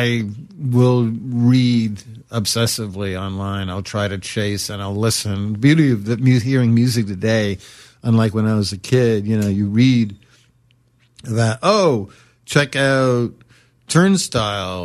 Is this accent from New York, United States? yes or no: yes; New York City, New York, United States; I'm from Brooklyn